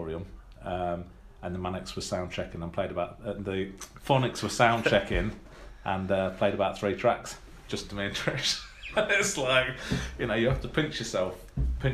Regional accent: Burbage, East Midlands, United Kingdom; I grew up in a place called Burbage, which is in Leicestershire

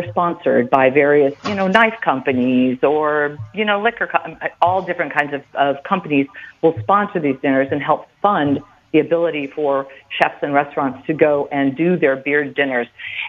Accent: Chicago, Illinois, United States; moved away; I'm from Chicago originally

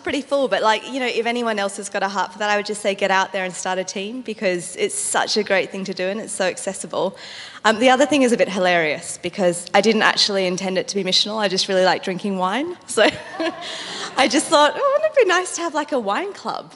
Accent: Australia; moved away; I'm Australian

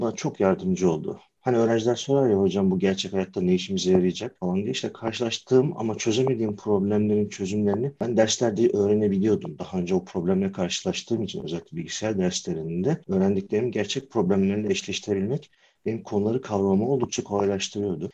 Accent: Afyonkarahisar, Turkey; bin dokuz yüz seksen dört yılında Afyon'da doğdum

